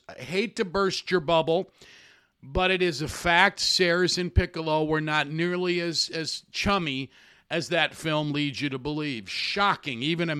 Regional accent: Rensselaer, Indiana, United States; it's only about an hour from where I grew up in Rensselaer, Indiana.

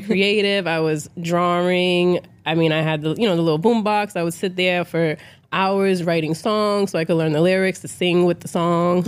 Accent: Boston, Massachusetts, United States; I am from Boston, so, you know, I'm from an environment where a lot of us wasn't poured into

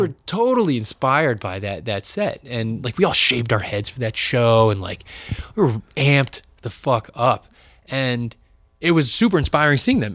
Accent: New Bedford, Massachusetts, United States; growing up in Massachusetts, um, in really in pla, a place like New Bedford, in the New Bedford area

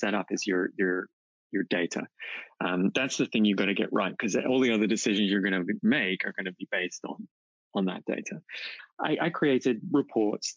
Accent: England, United Kingdom; now in Oklahoma City, United States; I'm from England, but live in Oklahoma City.

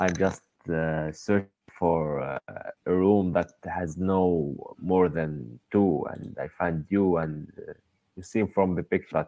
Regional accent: Tunisia; English is a second language; Yes, I'm from Tunisia.

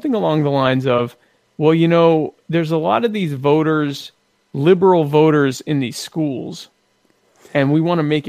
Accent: the South, United States; also born or lived in Horry County, South Carolina; I'm from the South.

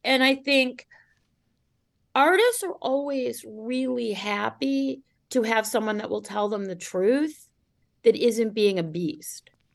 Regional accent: Cleveland, Ohio, United States; the Cleveland Plain Dealer, my hometown paper

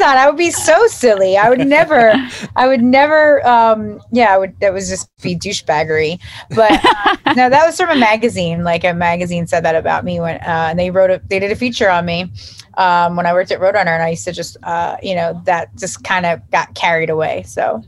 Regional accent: United States; also born or lived in South Jersey / North Jersey; now in New Jersey, United States; I grew up right outside of Philly.

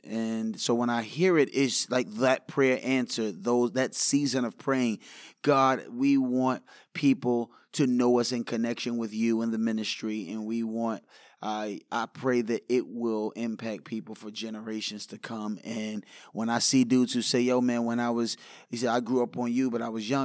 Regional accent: New York City, New York, United States; I grew up in New York

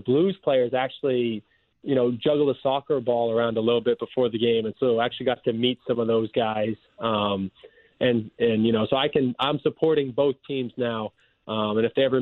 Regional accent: LaSalle, Manitoba, Canada; moved away as an adult; also born or lived in Springfield, Missouri; now in St. Louis, United States; Small town, yeah, LaSalle, Manitoba, Canada

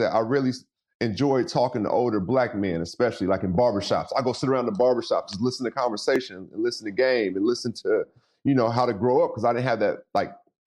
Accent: Seattle, Washington, United States; also born or lived in Los Angeles; I was born and raised in Seattle

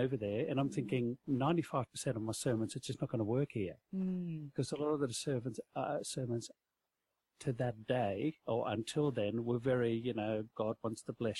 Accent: Netherlands; moved away; I come from Holland.

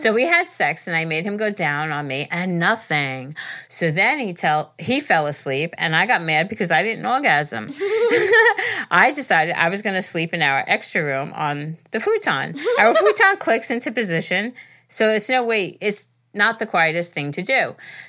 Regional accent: Pittsburgh, Pennsylvania, United States; I'm from Pittsburgh.

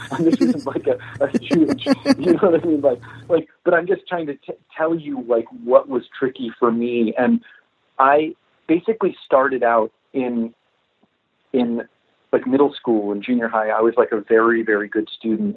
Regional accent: Florida, United States; I grew up in Florida

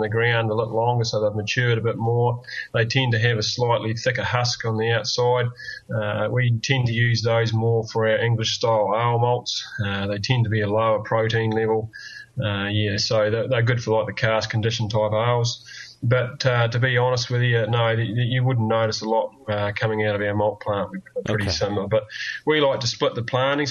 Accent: New Zealand; you come back to little old New Zealand here

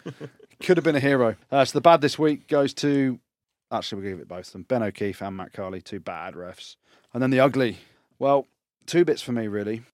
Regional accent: England, United Kingdom; I'm English.

